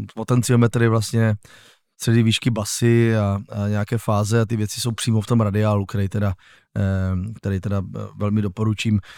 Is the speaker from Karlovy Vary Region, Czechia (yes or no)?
no; Újezd u Rosic, South Moravian Region, Czechia; also born or lived in Ivančice; Já pocházím z kraje, no, z vesničky, která se jmenuje Újezd u Rosic, což je vlastně, narodil jsem se v Ivančicích